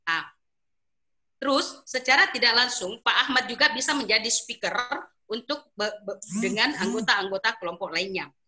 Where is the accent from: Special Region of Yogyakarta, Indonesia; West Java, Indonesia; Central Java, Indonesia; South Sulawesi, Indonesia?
South Sulawesi, Indonesia; Makassar; khususnya di daerah saya sendiri di daerah Makassar itu wilayah-wilayah Sulawesi Selatan bagian selatan